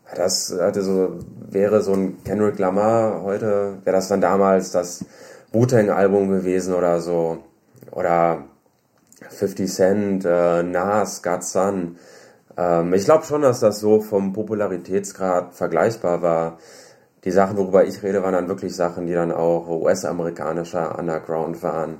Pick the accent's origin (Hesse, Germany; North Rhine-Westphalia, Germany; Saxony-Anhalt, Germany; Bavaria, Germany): North Rhine-Westphalia, Germany; Düsseldorf; Ich komme aus Düsseldorf